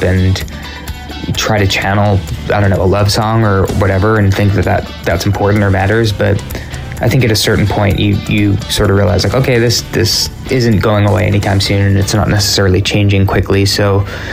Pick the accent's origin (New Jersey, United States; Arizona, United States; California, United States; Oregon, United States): California, United States; we are from California